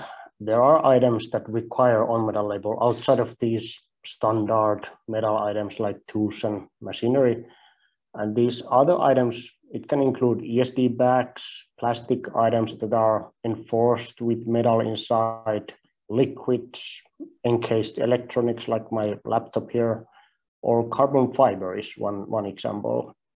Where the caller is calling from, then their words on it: Finland; don't worry, I'm not going to ask you to try my last name. It's difficult even for some Finnish people, so I'm calling in from Finland.